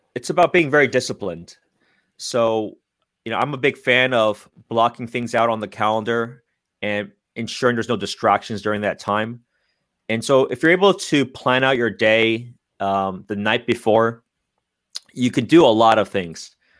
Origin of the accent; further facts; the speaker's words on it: San Francisco Bay Area, California, United States; I'm born and raised in the Bay Area